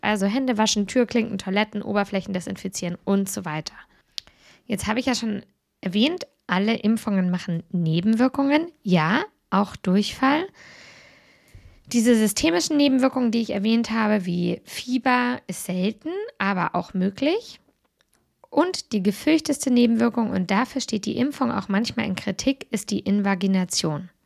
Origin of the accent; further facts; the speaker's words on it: Germany; bei uns in Deutschland